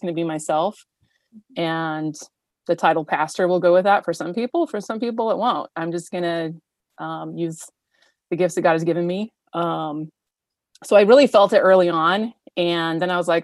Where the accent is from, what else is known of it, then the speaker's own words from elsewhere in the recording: Paradise, California, United States; also born or lived in Nevada / Santa Rosa, California; now in Auburn, United States; I grew up in Paradise, California